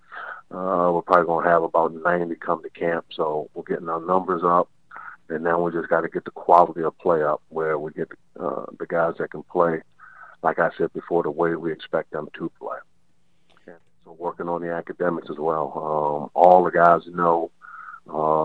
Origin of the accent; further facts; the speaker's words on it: Baltimore, Maryland, United States; now in Elizabeth City, United States; I'm from Baltimore